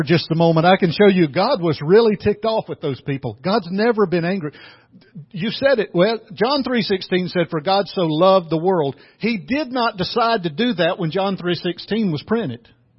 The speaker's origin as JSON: {"language": "English", "region": "the South", "country": "United States", "said": "I'm from the South"}